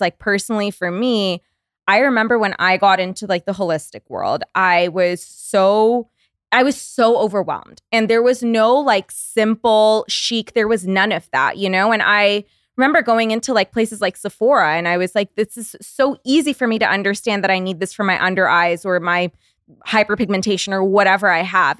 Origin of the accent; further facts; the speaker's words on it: Canada; moved away as an adult; now in West Hollywood, United States; we're Canadian